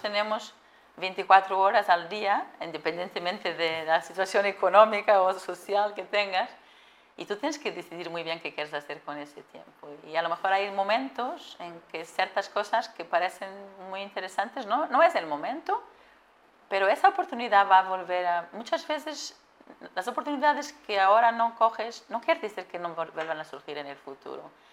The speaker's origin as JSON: {"language": "Spanish", "country": "Portugal", "tie": "born or raised there", "also_born_or_lived": "Atlanta, United States", "second_language": "Spanish", "moved": "as an adult", "said": "yo soy portuguesa, como decías, y, de hecho eh, eh, viví, y crecí en ciudades pequeñas."}